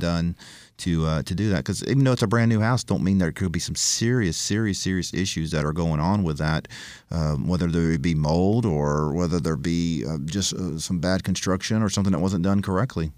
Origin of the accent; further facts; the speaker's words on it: Florida, United States; now in Nashville, United States; I grew up in Florida